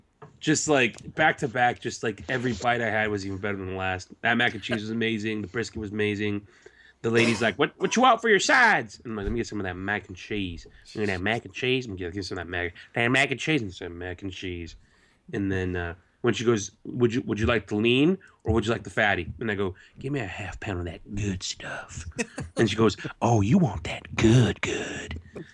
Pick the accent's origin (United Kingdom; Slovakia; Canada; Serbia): United Kingdom; I'm British. I didn't know any better.